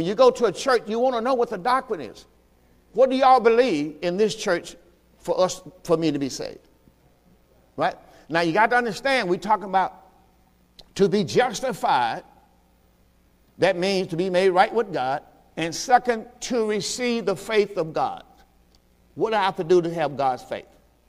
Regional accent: the South, United States; I'm from the South.

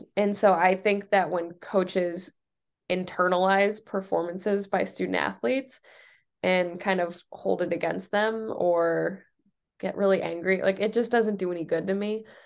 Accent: Noblesville, Indiana, United States; moved away as an adult; also born or lived in Michigan; now in New Hampshire, United States; I'm from Indiana

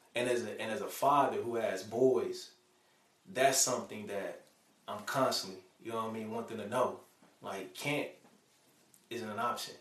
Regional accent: Chicago, Illinois, United States; moved away as an adult; now in Alabama, United States; when I was growing up in Chicago, man, I grew up in the ghetto

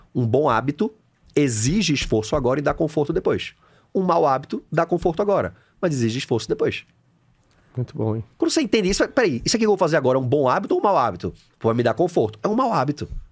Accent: Recife, Pernambuco, Brazil; eu sou de Recife, formado em educação física

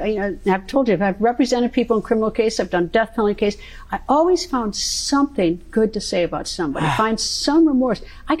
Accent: Wisconsin, United States; I'm a cheesehead from Wisconsin

